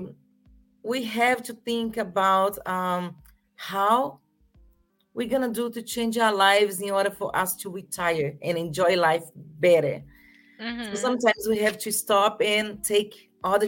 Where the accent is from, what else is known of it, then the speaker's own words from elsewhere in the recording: Brazil; moved away as an adult; also born or lived in Florida, United States; now in Massachusetts, United States; I'm from Brazil, and I have been living in America for 28 years